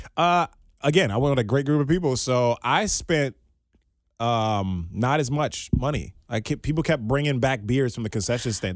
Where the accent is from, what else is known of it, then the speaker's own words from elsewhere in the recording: Maryland, United States; moved away as an adult; also born or lived in Southwest Virginia; now in Cincinnati, United States; being born and raised in Maryland